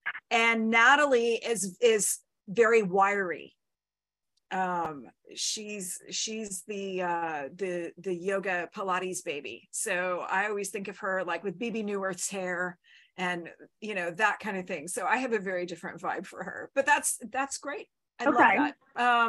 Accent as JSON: {"language": "English", "region": "Texas", "country": "United States", "tie": "born or raised there", "said": "when I was growing up in Texas"}